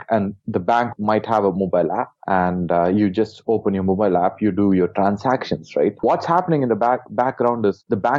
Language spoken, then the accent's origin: English; India; I was born in India